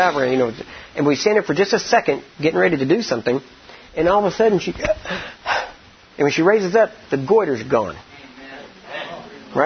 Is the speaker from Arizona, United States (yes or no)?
no; Texas, United States; I'm from Texas and we know barbecue down there.